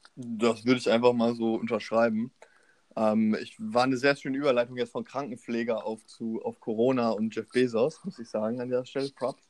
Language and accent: German; Osnabrück, Lower Saxony, Germany; now in Hannover, Germany; Ich bin jetzt in Osnabrück. Meine ganzen Freunde, die ich einmal im Jahr durch die Schulzeit sehe, sind auch in Osnabrück